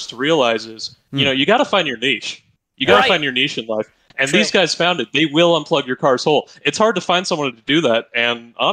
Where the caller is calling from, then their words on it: the Ozarks, United States; I'm calling from the Ozarks